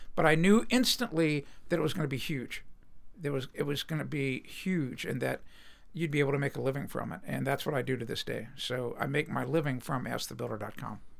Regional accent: Cincinnati, Ohio, United States; I was born and raised in Cincinnati.

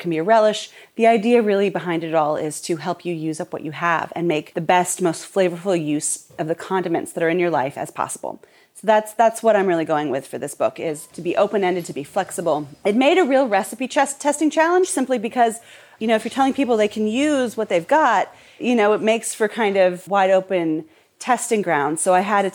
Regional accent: Portland, Oregon, United States; I grew up in Portland, and my dad had season tickets to the Portland State Vikings games.

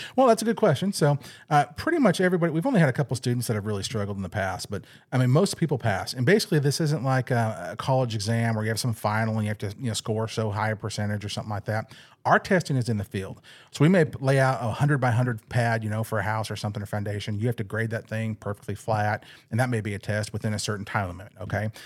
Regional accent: California, United States; moved away as an adult; now in Arkansas, United States; I'm actually from California

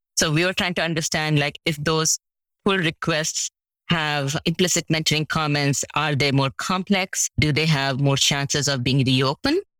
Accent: India; now in United States; I'm from India

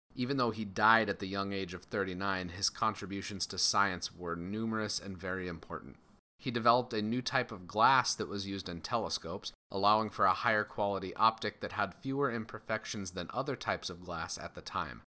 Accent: Colorado, United States; born or raised there

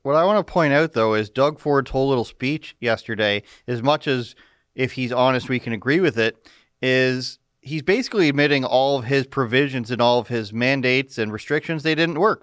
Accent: Canada; a Canadian citizen

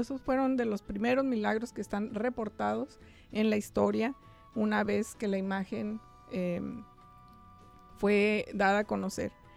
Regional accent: Mexico; moved away as an adult; now in United States; pero somos mexicanos y somos guadalupanos ante todo.

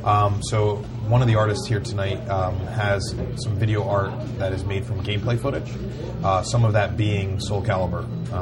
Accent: New Jersey, United States; I grew up in New Jersey

